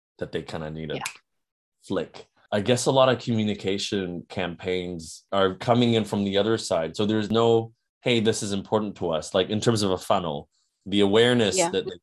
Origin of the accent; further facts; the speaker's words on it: New Zealand; I come from New Zealand